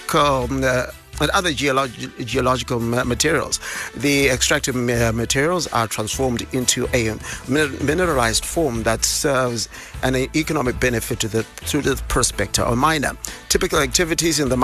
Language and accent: English; Bulawayo, Zimbabwe; Bulawayo 106.7, that is my hometown.